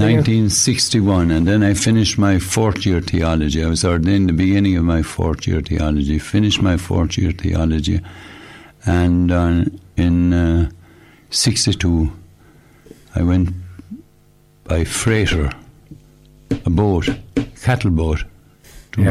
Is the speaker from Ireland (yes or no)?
yes; Shanagolden, Munster, Ireland; I was born in Shanagolden